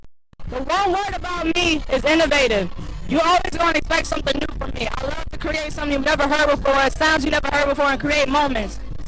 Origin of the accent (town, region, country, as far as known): New Jersey, United States; born or raised there; now in Los Angeles, United States